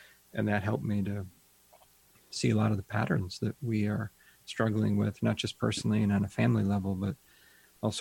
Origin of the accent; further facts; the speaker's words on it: Ohio, United States; I grew up in Ohio